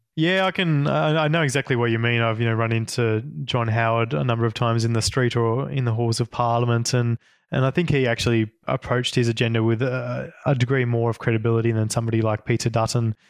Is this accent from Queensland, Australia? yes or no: no; Northwest Tasmania, Australia; I grew up in Northwest Tasmania